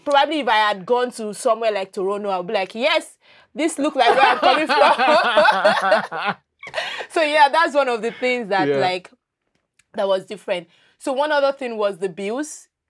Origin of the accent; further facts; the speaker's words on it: Lagos, Nigeria; moved away as an adult; now in Nova Scotia, Canada; I grew up in Lagos. I lived all my life in Lagos.